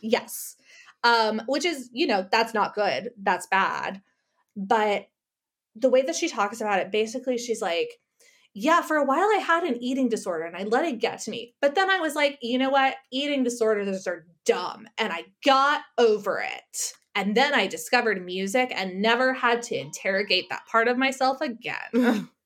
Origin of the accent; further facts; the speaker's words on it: El Paso, Texas, United States; moved away; I grew up in El Paso, Texas, on the border with Ciudad Juar-, Juarez.